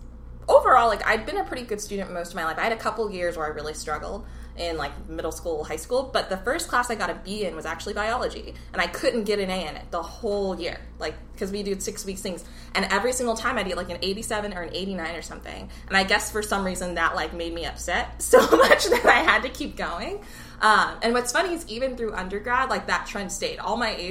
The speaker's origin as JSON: {"language": "English", "town": "Plano", "region": "Texas", "country": "United States", "tie": "born or raised there", "also_born_or_lived": "Raleigh, North Carolina / Durham, North Carolina / Fort Worth, Texas", "lives_now": "Houston, United States", "said": "I was born in Raleigh, North Carolina, and lived in Durham for a couple years, and then I moved to Dallas-Fort Worth, Plano, Texas. And I grew up there"}